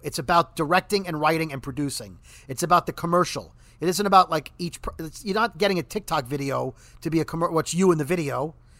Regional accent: New York, United States; now in New Jersey, United States; And as a New Yorker. So Governor Cuomo... Our governor in New York, even though I live in New Jersey, he's New York's governor.

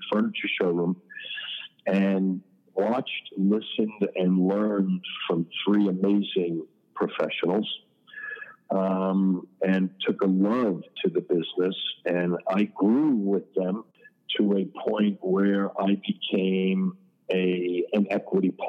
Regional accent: New York City, New York, United States; moved away as an adult; now in South Florida, United States; I was born and raised in Queens, in Forest Hills

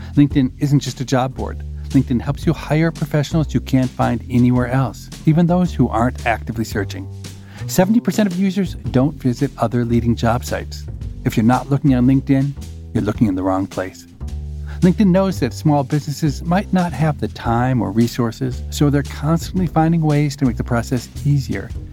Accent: United States; as an American

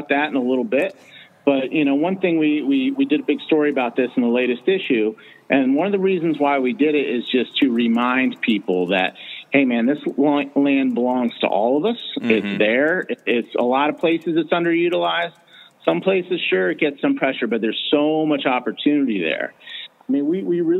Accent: Pennsylvania, United States; moved away; I'm from Pennsylvania originally, and I have a hunting camp there

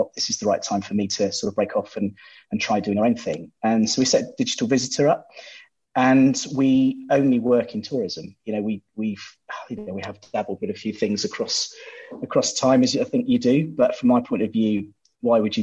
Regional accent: Bristol, South West England, United Kingdom; also born or lived in Poole; Back in Bristol, my hometown

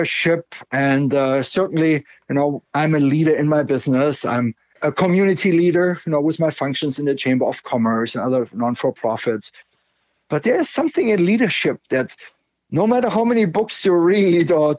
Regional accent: Germany; now in Canada; I grew up in Germany, very close to the Iron Curtain.

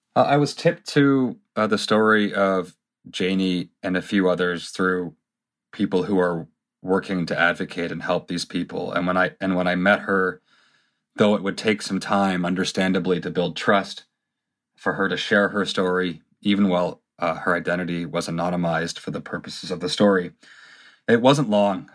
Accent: Canada; when we were growing up in Canada

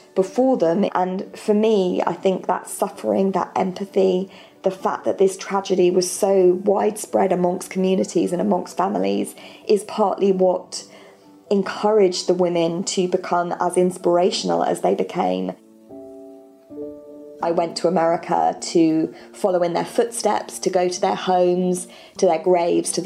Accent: England, United Kingdom; I'm from England

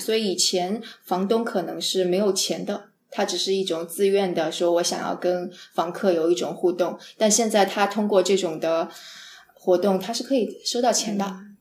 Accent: Jiangsu, China; also born or lived in San Francisco, United States; now in Los Angeles, United States; 因为我是个江苏人，江苏是特别潮湿的地方

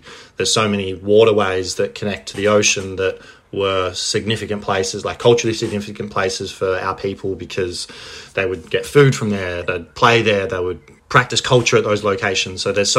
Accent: Boonwurrung country, Victoria, Australia; now in Torquay, Australia; I'm a proud Mana Mana man. I grew up on Boonwurrung country, and now live, work, and play on Wairarung country on the surf coast near Bales Beach at Torquay.

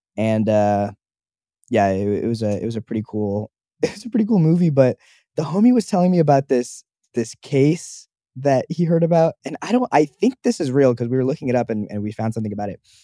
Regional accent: Los Angeles, California, United States; I was born at Cedar Sinai

